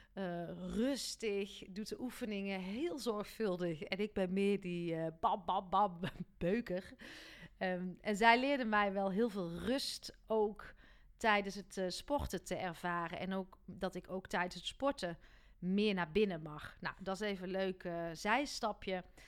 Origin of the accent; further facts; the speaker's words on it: North Brabant, Netherlands; mij dan als Brabander